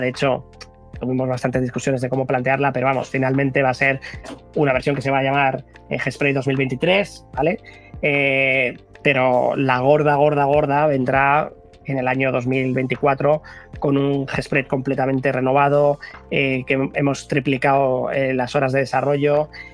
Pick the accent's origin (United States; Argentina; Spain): Spain; Basque Country; somos vascos